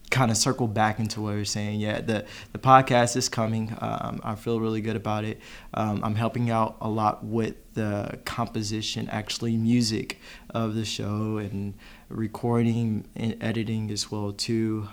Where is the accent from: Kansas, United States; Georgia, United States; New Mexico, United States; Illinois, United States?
Illinois, United States; Chicago; now in Knoxville, United States; I'm not originally from the southeast uh, at all. I'm from Chicago